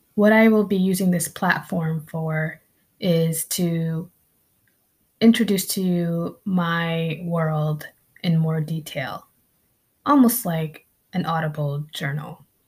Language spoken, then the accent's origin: English; Connecticut, United States; also born or lived in Philippines; I grew up in New England, in Connecticut.